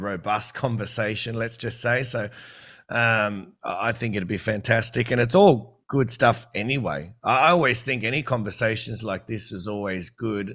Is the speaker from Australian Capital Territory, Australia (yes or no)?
no; New South Wales, Australia; also born or lived in Queensland; obviously I'm from New South Wales